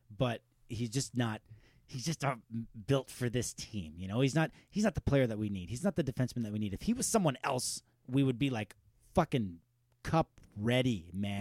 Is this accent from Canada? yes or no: yes; Pembroke, Ontario, Canada; we're from Pembroke